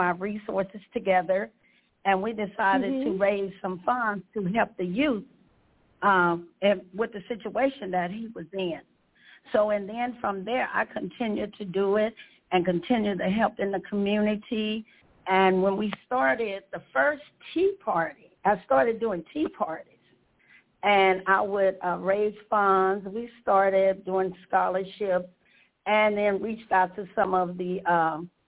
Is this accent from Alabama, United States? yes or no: no; Shreveport, Louisiana, United States; I was born in Shreveport, Louisiana, many, many, many years ago